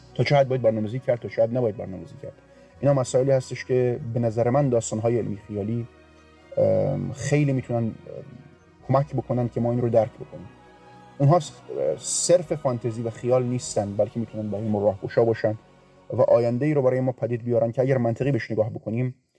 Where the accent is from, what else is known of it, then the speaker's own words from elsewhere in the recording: Rasht, Gilan, Iran; اهل رشتم